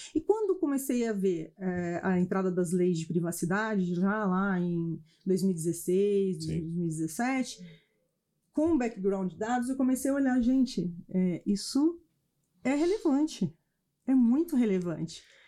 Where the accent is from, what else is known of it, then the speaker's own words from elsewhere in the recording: Campinas, São Paulo, Brazil; also born or lived in United States / France; sou campineira, tenho três filhos, tenho três pequenos, faz algum nasci e vivi em Campinas